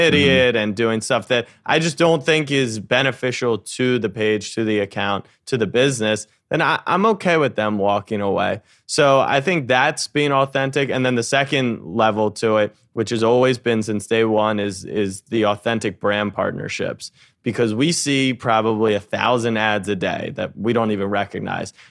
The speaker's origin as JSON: {"language": "English", "region": "Maryland", "country": "United States", "tie": "born or raised there", "also_born_or_lived": "Texas", "moved": "as an adult", "lives_now": "New York, United States", "said": "I grew up in Maryland, and then I moved to New York"}